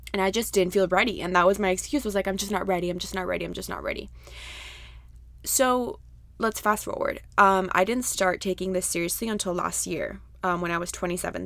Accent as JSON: {"language": "English", "country": "Costa Rica", "tie": "born or raised there", "said": "I grew up in Costa Rica"}